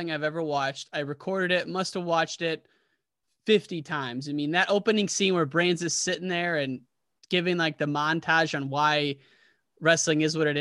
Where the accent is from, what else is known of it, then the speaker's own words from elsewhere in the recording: United States; I'm from the Quad Cities